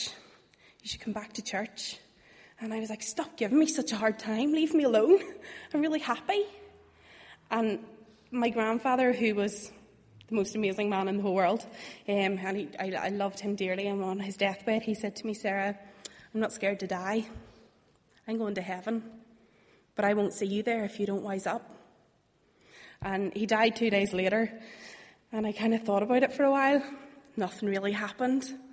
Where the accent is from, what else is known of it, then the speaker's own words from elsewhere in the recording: Bangor, Northern Ireland, United Kingdom; moved away as an adult; now in Belfast, United Kingdom; I'm originally from Bangor.